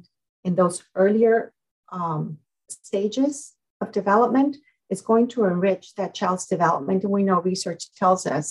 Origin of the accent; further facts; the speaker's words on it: Mexico; moved away; born and raised in Mexico.